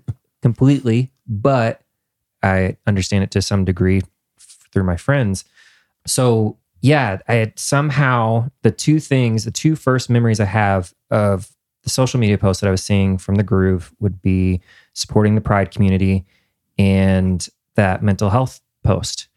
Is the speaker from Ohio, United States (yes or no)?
no; Indiana, United States; moved away as an adult; now in Nashville, United States; I'm from Indiana